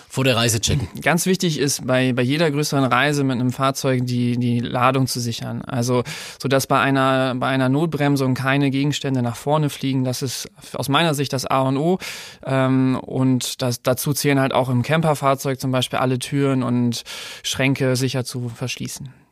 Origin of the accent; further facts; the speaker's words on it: Lower Saxony, Germany; ich komme aus der Nähe von Ostfriesland, bin 30 Jahre alt und bin bei Continental schon jetzt fünf Jahre tätig